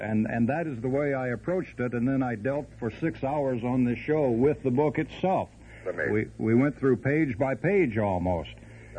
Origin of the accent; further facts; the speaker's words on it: John Anderson country in Illinois, United States; now in Dade County, Florida, United States; I'm from John Anderson country in Illinois.